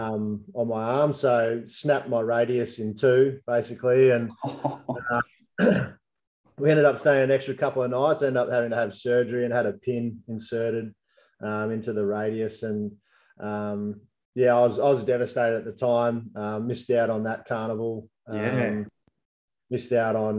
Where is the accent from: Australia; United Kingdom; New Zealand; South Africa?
Australia; Albury, New South Wales; I grew up in Albury